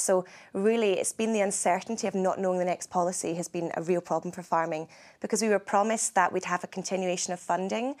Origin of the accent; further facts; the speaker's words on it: Scotland, United Kingdom; I am from Scotland and I'm here visiting New Zealand